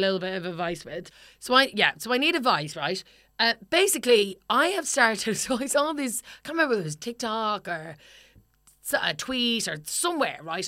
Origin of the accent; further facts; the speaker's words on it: Ireland; now in London, United Kingdom; I'm Irish